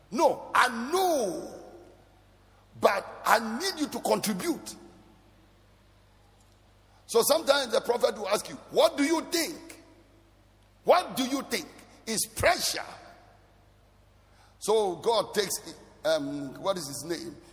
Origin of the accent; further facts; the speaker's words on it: Bolgatanga, Upper East, Ghana; So maybe I grew up in Bolgatanga. That is where my life started.